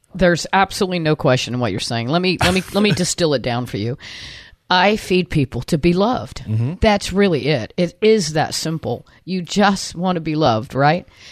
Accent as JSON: {"language": "English", "town": "Anna Maria", "region": "Florida", "country": "United States", "tie": "born or raised there", "also_born_or_lived": "Ybor City, Tampa, Florida / Limassol, Cyprus", "said": "when I was uh, in elementary school, we moved to Anna Maria Island"}